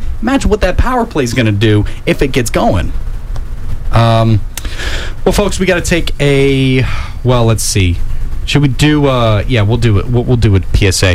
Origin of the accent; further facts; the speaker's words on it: Tennessee, United States; I'm from Tennessee